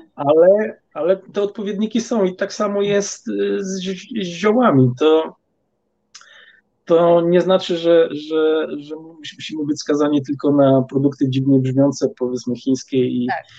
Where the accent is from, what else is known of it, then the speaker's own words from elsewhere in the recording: Poland; ja pochodzę z Polski i e, mm, wychowałem się właściwie w rodzinie, która każdy weekend spędzała